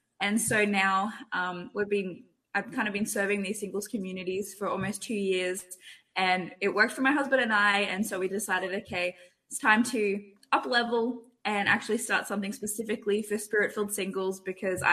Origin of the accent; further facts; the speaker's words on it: Australia; moved away as an adult; also born or lived in Toronto, Canada; now in California, United States; I'm Australian